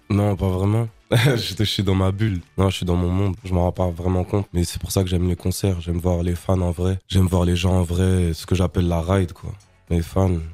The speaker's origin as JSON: {"language": "French", "town": "Strasbourg", "region": "Grand Est", "country": "France", "tie": "born or raised there", "said": "J'ai grandi à Strasbourg, j'ai commencé à Strasbourg"}